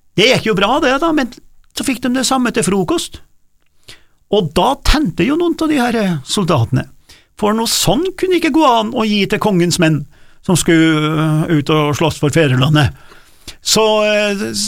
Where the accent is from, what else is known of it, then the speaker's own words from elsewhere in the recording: Norway; der jeg kommer fra, da, fra min dialekt, fra, fra, fra mitt område oppe på Dårefjell